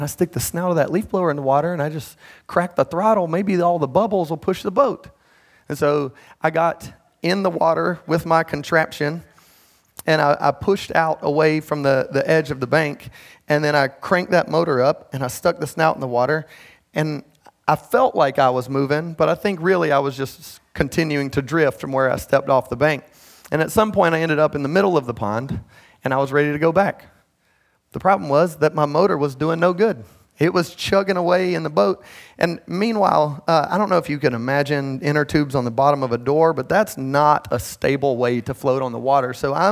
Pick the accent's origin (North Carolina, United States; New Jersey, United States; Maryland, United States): North Carolina, United States; Midland; I grew up in Midland. I don't know if y'all know where that is. It's the southern part of Cabarrus County